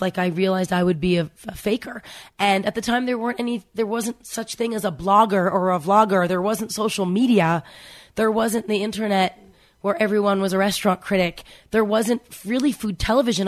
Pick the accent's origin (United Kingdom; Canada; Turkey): Canada; I grew up in Canada